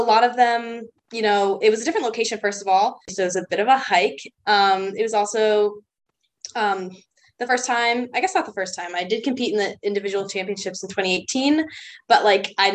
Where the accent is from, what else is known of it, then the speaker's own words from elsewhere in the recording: Pennsylvania, United States; I'm from Kansas, Pennsylvania. I went to high school there